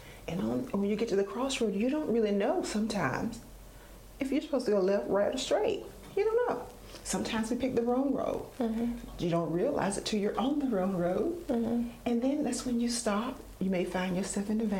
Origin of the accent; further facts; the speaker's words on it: Duplin County, North Carolina, United States; I grew up in Duplin County, 40 minutes from the beach